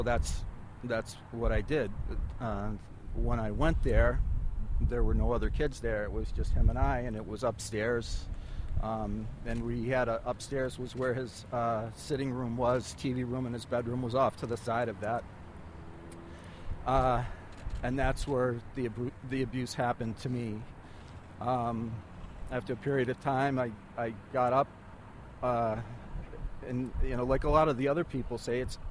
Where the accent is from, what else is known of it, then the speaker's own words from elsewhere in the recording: Pavilion, New York, United States; I grew up in Pavilion, New York